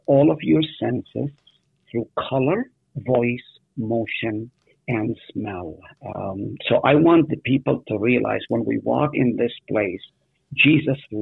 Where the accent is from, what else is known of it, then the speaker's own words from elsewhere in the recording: Nazareth, Northern District, Israel; now in United States; I was born in Nazareth